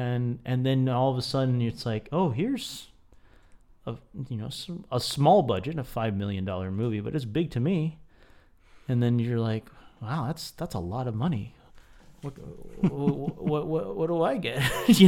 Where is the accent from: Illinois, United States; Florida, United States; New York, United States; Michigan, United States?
Florida, United States; I come from Central Florida, which is like, who comes from Central Florida? Right in the shadow of the Walt Disney World there.